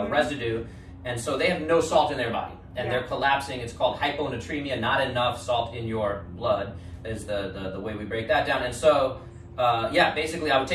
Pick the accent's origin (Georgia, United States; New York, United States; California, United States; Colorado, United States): New York, United States; New York City; I'm from New York City where the tap water is considered one of the best in the world